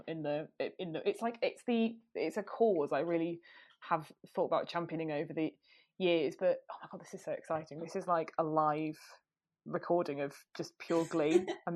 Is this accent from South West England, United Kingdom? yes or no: no; Yorkshire and the Humber, United Kingdom; now in London, United Kingdom; I'm from Yorkshire